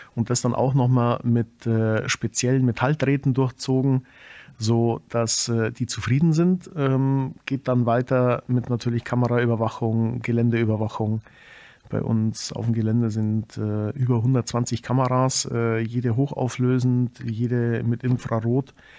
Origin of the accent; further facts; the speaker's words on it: Germany; bei uns in Deutschland